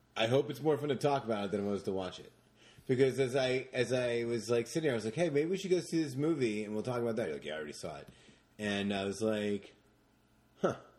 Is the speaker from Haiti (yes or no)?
no; Jersey Shore, New Jersey, United States; also born or lived in Long Branch, New Jersey; I grew up in the Jersey Shore.